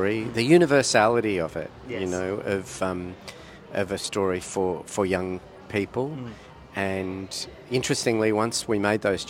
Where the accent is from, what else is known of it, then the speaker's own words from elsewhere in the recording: Blue Mountains, New South Wales, Australia; I grew up in the Blue Mountains and surrounded by bush